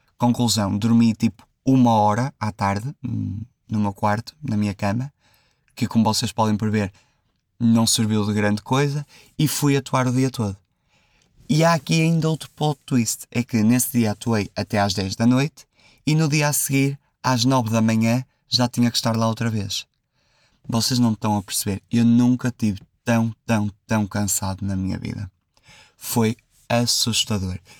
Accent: Santa Maria da Feira, Aveiro District, Portugal; aqui na minha terra, em Santa Maria da Feira

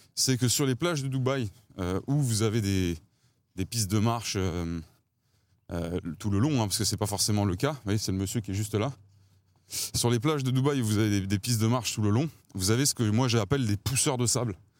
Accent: Paris, Île-de-France, France; j'ai grandi à Ballard, dans le, dans le 15e arrondissement

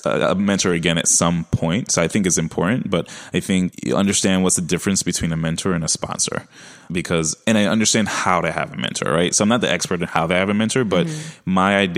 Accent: New York City, New York, United States; accent: Brooklyn; my Brooklyn accent

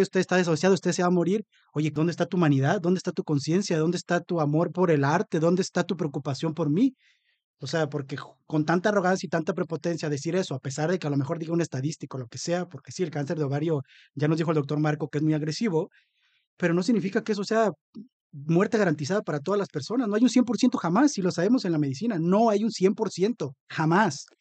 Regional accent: Papantla, Veracruz, Mexico; yo también soy de Papantla

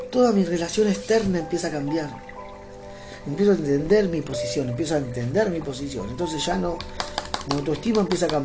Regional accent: Argentina; born there; sí, soy argentino, amo Argentina, nací acá en Argentina

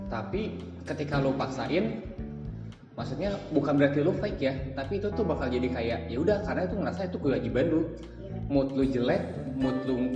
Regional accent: Bandung, West Java, Indonesia; also born or lived in Jakarta; ketika aku dari Bandung ke Jakarta balik lagi ke Bandung orang Jakarta kayak gini bos-bos gue di Jakarta kayak gini

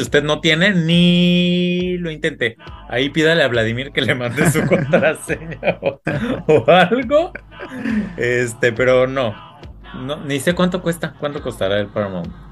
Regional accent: Mexico

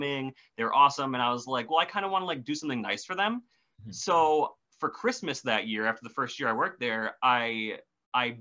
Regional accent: Wisconsin, United States; I am from Wisconsin. I live in the middle of the woods

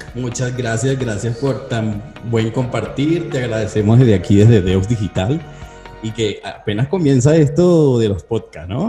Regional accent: Venezuela; now in Colombia; Yo, yo soy extranjero y vivo en Colombia. Y ¿De dónde? soy de Venezuela.

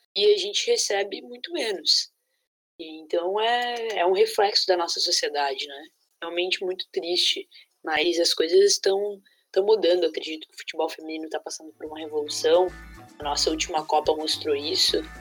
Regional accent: Jaraguá do Sul, Santa Catarina, Brazil; E aí eu fui jogar na escolinha da cidade, de Jaraguá do Sul, que foi onde eu nasci

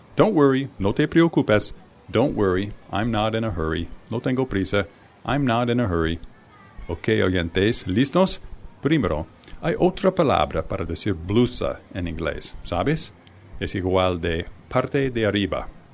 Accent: United States; I'm from the United States.

